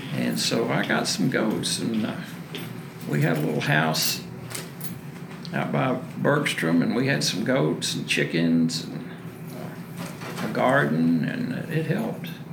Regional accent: Waco, Texas, United States; I was born in Waco in 1948

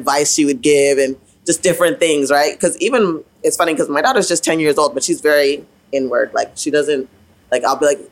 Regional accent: Ottawa, Ontario, Canada; I grew up in Ottawa, right? Ottawa, like I said, like late 80s, early 90s.

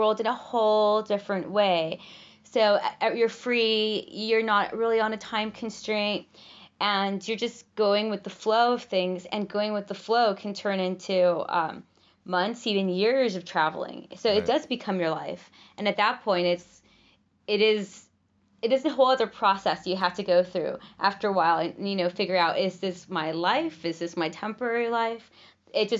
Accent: Los Angeles, California, United States; moved away as an adult; I'm from

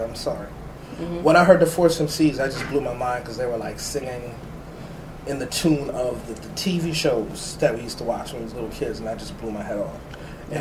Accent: New York City, New York, United States; I was born in the Bronx

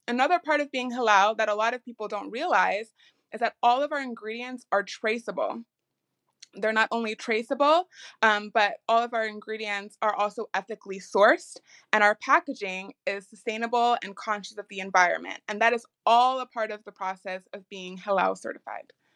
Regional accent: Chicago, Illinois, United States; we are based out of Chicago, and I am from Chicago

